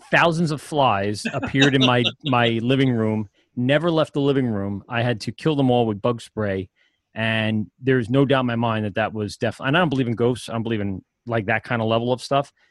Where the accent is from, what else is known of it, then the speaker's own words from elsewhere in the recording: Amityville, New York, United States; also born or lived in Maryland; I grew up in Amityville